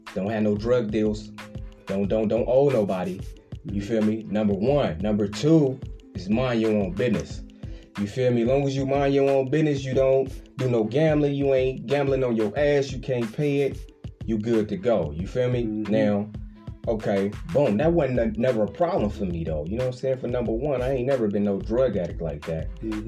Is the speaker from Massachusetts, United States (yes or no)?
no; Richmond, California, United States; I'm from Richmond, I'm from the Bay Area